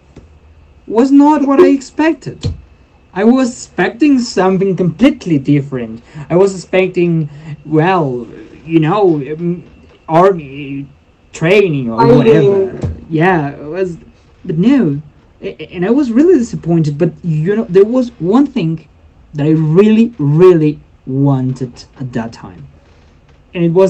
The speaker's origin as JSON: {"language": "English", "town": "Puerto Rico", "region": "Meta", "country": "Colombia", "tie": "born or raised there", "also_born_or_lived": "Puerto Lleras", "second_language": "English", "moved": "yes", "said": "I go back to my hometown, my birth town"}